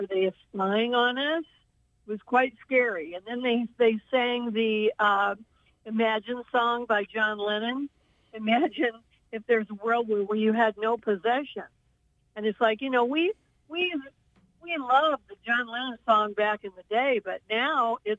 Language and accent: English; United States